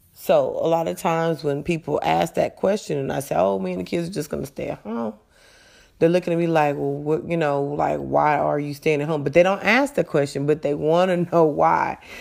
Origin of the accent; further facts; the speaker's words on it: Las Vegas, Nevada, United States; moved away as an adult; also born or lived in California; now in Texas, United States; I am a native of Las Vegas, well, of California, but I grew up in Las Vegas, Nevada.